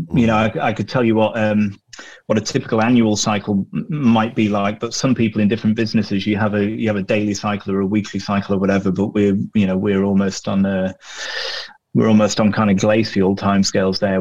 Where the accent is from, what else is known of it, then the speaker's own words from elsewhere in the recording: Glossop, East Midlands, United Kingdom; small, damp, inbred mill town that's my hometown out in the Pennines on the edge of Manchester in the, in the Peak District called Glossop